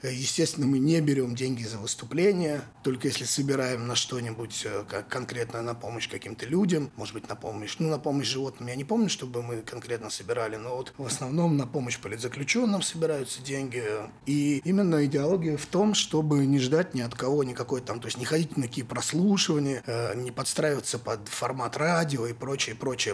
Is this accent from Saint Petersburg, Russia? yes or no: yes; Saint Petersburg, Russia; also born or lived in Vologda Oblast; я родился в Вологодской области, но это было там, потому что папу отправили в командировку там на два года. Соответственно, я там родился, прожил, может, пару месяцев и всю жизнь живу в Питере.